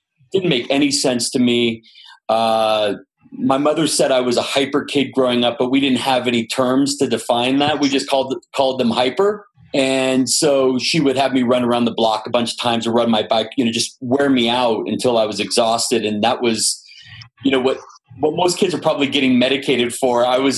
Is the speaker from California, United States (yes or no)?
yes; Los Angeles, California, United States; born and raised in Los Angeles